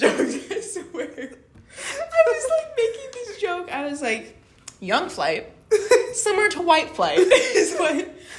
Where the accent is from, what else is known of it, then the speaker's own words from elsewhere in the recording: United States; I never want to tell anyone I'm from America.